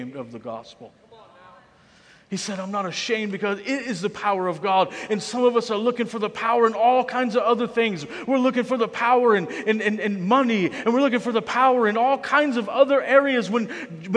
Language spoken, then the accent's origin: English; United States; I'm speaking to us as American Christians, as the church in America